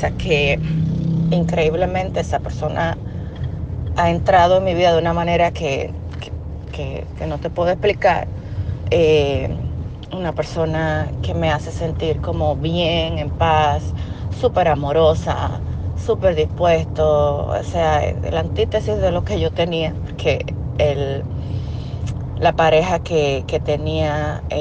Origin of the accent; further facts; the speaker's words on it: Dominican Republic; Eh, yo soy de República Dominicana, soy tu fiel seguidora ya de hace un tiempo.